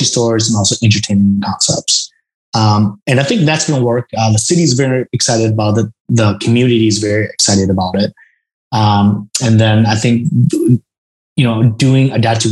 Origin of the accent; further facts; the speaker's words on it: Vietnam; moved away; I'm originally from Vietnam, and I go to Vietnam every single year